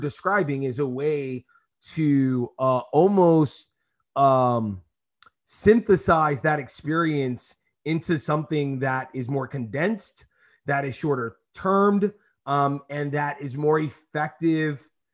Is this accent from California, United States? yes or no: no; New York City, New York, United States; I grew up in East New York